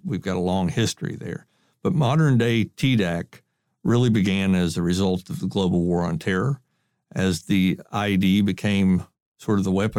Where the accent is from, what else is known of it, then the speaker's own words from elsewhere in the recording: Kentucky, United States; I was from Kentucky and went to the University of Kentucky Engineering School and spent some time in Lexington, Kentucky, working for a couple of general contractors there.